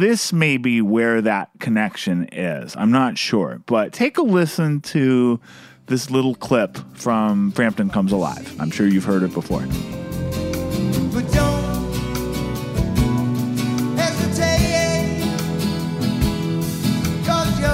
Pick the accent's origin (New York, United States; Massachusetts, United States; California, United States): California, United States; Berkeley; now in Brooklyn, United States; I'm from Berkeley, and I had an older brother.